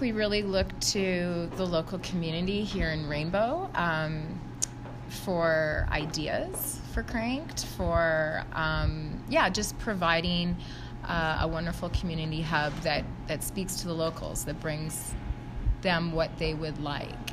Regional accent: West Coast, Canada; also born or lived in Vancouver; now in Whistler, Canada; I was born and raised on the West Coast, so I'm a West Coast girl.

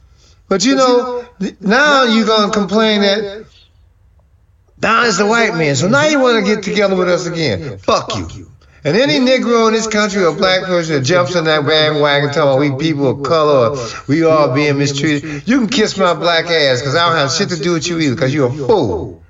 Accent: Nigeria; And I'm from Nigeria and I got good grades.

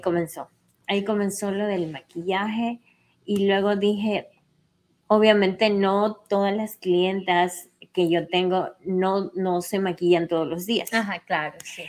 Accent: Cuenca, Azuay, Ecuador; now in New York, United States; soy ecuatoriana, vengo de Cuenca, de un lugar que se llama Sinincay

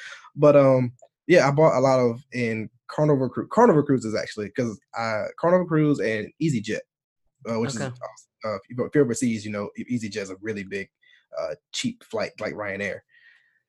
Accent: North Carolina, United States; moved away as an adult; also born or lived in Italy / Guam; now in United Kingdom; Southern people from my, like North Carolina

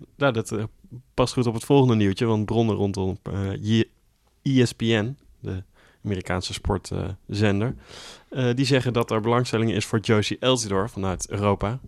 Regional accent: Millingen aan de Rijn, Gelderland, Netherlands; in Millingen hadden we natuurlijk wel de clubs uit de, bij ons uit de polder

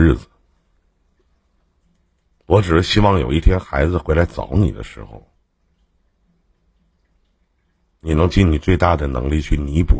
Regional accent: Northeast China, China; 我们东北这边

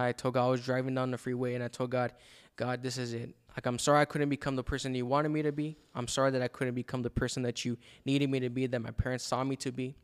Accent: El Paso, Texas, United States; moved away as an adult; now in Dallas, United States; after high school, I moved from El Paso to Dallas

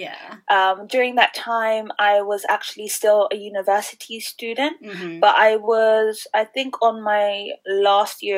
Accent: London, United Kingdom; moved away as an adult; also born or lived in Philippines; now in South Korea; So I grew up in the Philippines when I was young. My auntie looked after me, and then my mom actually worked as a nurse in the UK. And then like once she was able to, she brought us over. Yeah. So being able to like grow up in London

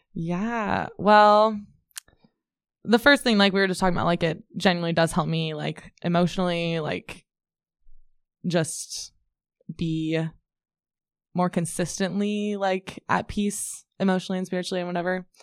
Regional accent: Ames, Iowa, United States; I'm from Ames originally

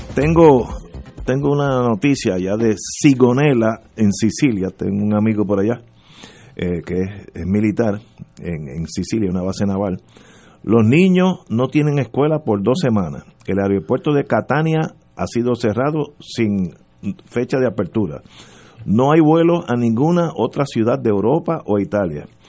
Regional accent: Puerto Rico; como somos puertorriqueños

